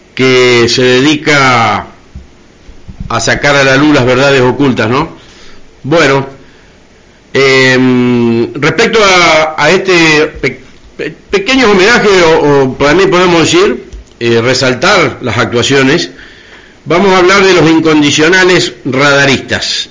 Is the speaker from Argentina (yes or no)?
yes; Argentina; como argentinos